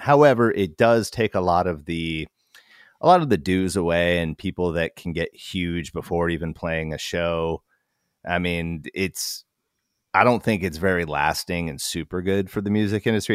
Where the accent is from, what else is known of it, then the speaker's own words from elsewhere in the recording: Alaska, United States; moved away as an adult; also born or lived in Portland, Oregon; We're from Alaska